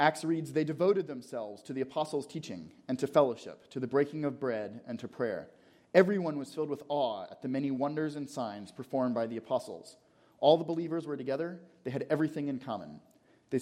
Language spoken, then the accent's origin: English; Atlanta, Georgia, United States; I grew up in Atlanta